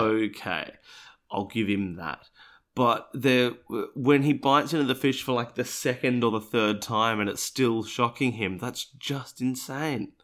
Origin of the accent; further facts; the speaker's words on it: Australia; I, being an Australian, what is not an American